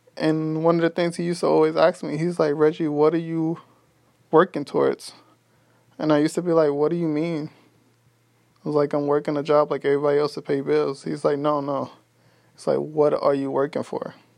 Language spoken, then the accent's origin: English; New York City, New York, United States; now in Texas, United States; I'm from Brooklyn, New York. I currently live in Texas